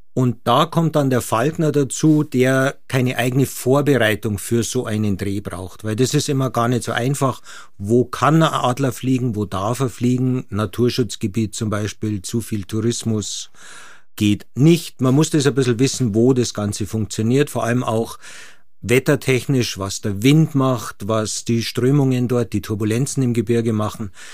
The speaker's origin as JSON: {"language": "German", "town": "Munich", "region": "Bavaria", "country": "Germany", "tie": "born or raised there", "said": "ich bin als Münchner mit Ski aufgewachsen von Anfang"}